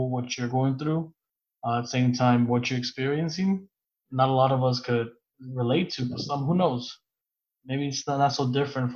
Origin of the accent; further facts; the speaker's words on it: New York City, New York, United States; I grew up in Brooklyn and Queens. My parents are both separated, so I grew up in Queens and in Brooklyn